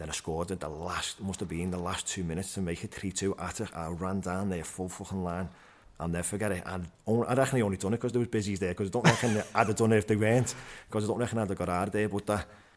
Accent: Liverpool, North West England, United Kingdom; I was from Anfield

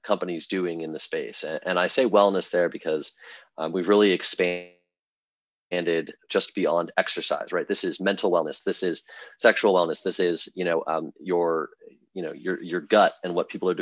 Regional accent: Bay Area, California, United States; moved away as an adult; now in Michigan, United States; I'm originally from the Bay Area

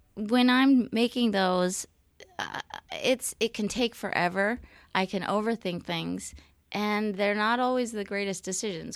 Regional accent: California, United States; now in Portland, United States; I'm from California

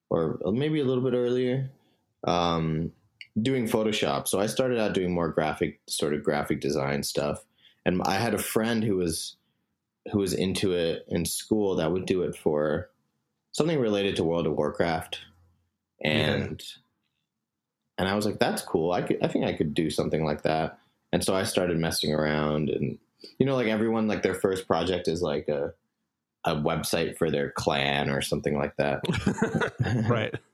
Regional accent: Singapore; moved away as an adult; also born or lived in New York, United States; Um, so I grew up in Singapore um, for most of my life. Um, I was born in New York um, to parents that immigrated from India.

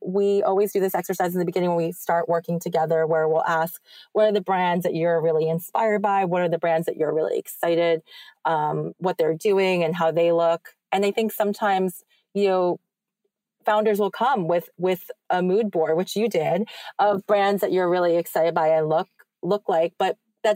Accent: New York, United States; as like a New Yorker

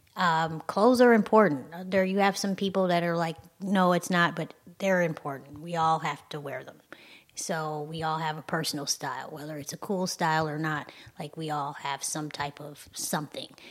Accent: Michigan, United States; I'm from Michigan

